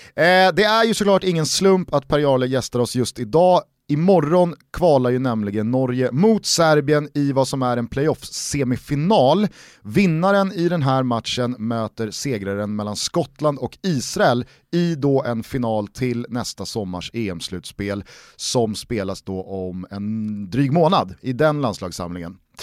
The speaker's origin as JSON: {"language": "Swedish", "country": "Sweden", "said": "man som svensk fotbollssupporter"}